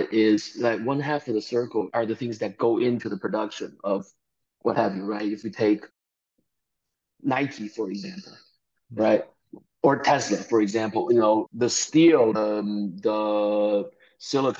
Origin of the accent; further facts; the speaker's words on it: Chengdu, Sichuan, China; moved away; also born or lived in Beijing; I grew up in China in a, you know, small, quote-unquote, small town of 10 million people in southwest China called Chengdu